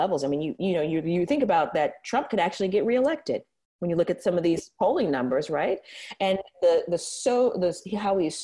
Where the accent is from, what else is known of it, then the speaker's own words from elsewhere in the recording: San Francisco, California, United States; I grew up here in San Francisco